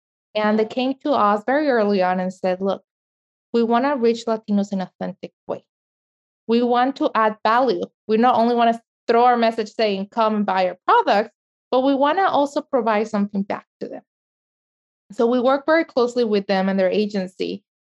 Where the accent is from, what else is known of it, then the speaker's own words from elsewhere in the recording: El Salvador; Or myself, I'm from El Salvador. I never can see my soccer games from El Salvador.